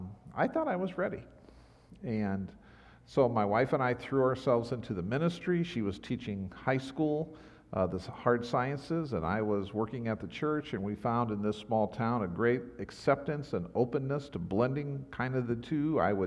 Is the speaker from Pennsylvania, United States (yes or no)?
no; Omaha, Nebraska, United States; also born or lived in O'Neill, Nebraska; I remember telling people, no, I'm from Nebraska, and all the people in that area would say, no, you're from Omaha.